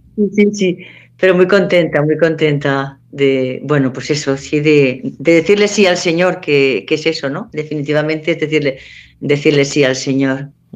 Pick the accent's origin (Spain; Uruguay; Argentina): Spain; Valencia, Valencian Community; now in Madrid, Spain; soy de Valencia